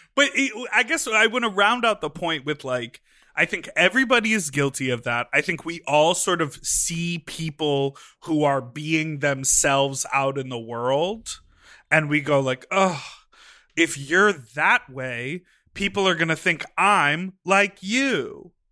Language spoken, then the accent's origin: English; Lake Michigan, Midwest, United States; went to the local beach in Lake Michigan in my hometown.